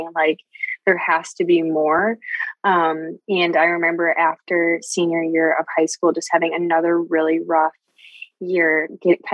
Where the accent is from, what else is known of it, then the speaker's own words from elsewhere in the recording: Michigan, United States; I'm from Michigan